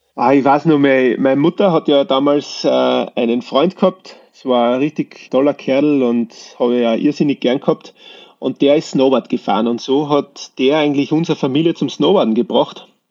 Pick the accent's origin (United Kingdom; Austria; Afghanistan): Austria; Wilhelmsburg, Lower Austria; now in East Tyrol, Austria; ich bin ja in Niederösterreich aufgewachsen, in Wilhelmsburg, das ist so 10, 11 Kilometer südlich von St. Pölten